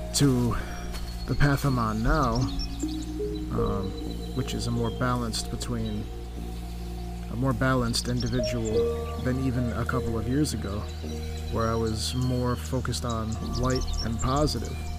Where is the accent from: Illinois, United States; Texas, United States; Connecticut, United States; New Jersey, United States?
Connecticut, United States; moved away as an adult; also born or lived in Charlotte, North Carolina; I am originally from Connecticut